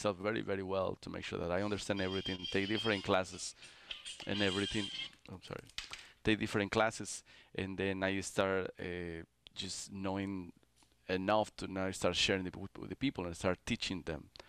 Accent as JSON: {"language": "English", "region": "Mexico City", "country": "Mexico", "also_born_or_lived": "Texas / New York", "moved": "as an adult", "lives_now": "New Jersey, United States", "said": "I'm from Mexico City, it's like this is a city too."}